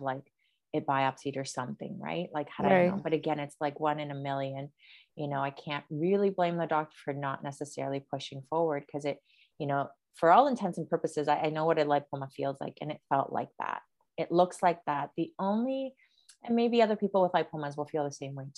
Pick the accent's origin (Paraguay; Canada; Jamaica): Paraguay; Asunción; moved away; also born or lived in Brazil; grew up in South America. So I was born in Brazil, but lived in Paraguay for 9 years. But the location where we lived in Asunción, and it's like the capital city of Paraguay